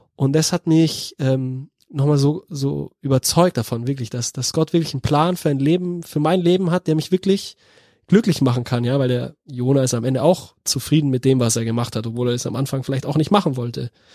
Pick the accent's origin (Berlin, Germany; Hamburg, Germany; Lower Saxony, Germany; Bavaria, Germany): Bavaria, Germany; moved away as an adult; now in Cologne, Germany; als Bayer